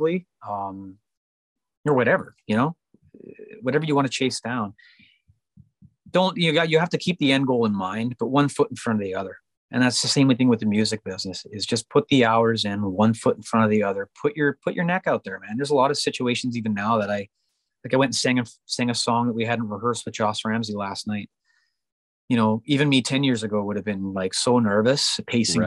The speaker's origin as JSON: {"language": "English", "country": "Canada", "also_born_or_lived": "Vancouver, British Columbia", "said": "I'm a Canadian based in Vancouver, British Columbia, singing country music"}